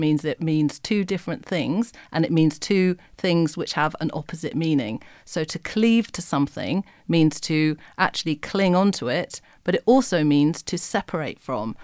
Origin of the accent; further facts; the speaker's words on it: West Midlands, United Kingdom; I'm from the West Midlands